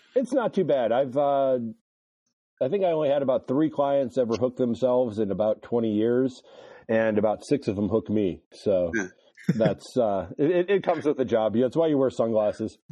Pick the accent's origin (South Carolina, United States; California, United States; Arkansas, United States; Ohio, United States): Ohio, United States; Cleveland; I grew up in Cleveland, Ohio, East Side.